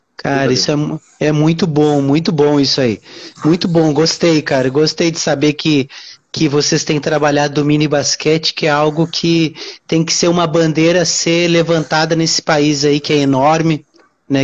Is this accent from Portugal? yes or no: no; Uruguaiana, Rio Grande do Sul, Brazil; now in Rio de Janeiro, Brazil; eu hoje eu moro no Rio de Janeiro, né? Só que eu sou de Uruguaiana. Uruguaiana, interior do Rio Grande do Sul, fronteira com a Argentina